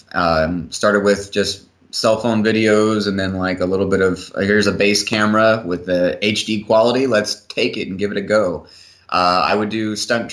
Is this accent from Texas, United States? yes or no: yes; Gulf Coast, Texas, United States; moved away; I grew up on the Gulf Coast in Texas